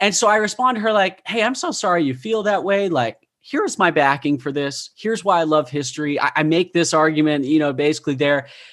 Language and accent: English; Utah, United States; I grew up in Utah. I am a product of the bubble